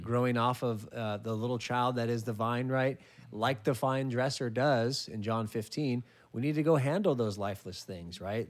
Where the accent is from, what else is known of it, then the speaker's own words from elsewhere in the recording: California, United States; my home state of California